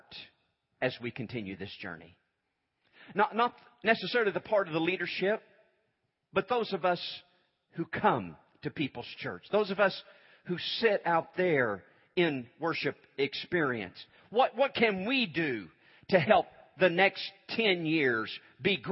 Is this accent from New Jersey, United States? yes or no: no; Moore, Oklahoma, United States; I was raised in Moore, graduated high school over there.